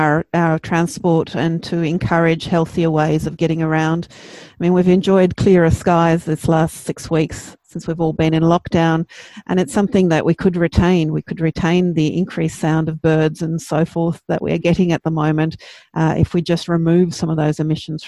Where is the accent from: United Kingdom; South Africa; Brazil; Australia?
Australia; New South Wales; I grew up near the Barrington Tops and it's just a phenomenally beautiful place.